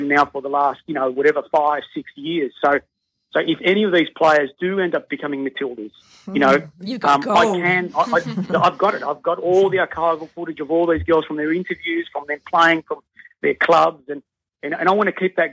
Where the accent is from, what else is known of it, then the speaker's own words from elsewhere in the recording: Melbourne, Victoria, Australia; moved away; I come from Melbourne